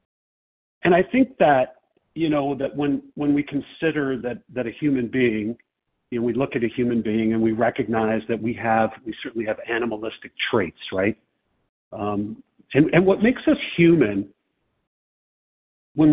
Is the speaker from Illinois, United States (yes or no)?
yes; Chicago, Illinois, United States; I'm from Chicago